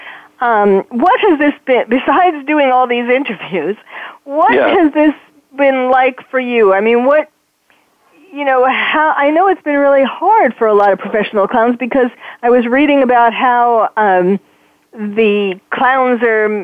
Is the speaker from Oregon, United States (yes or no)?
no; New York, United States; I'm from New York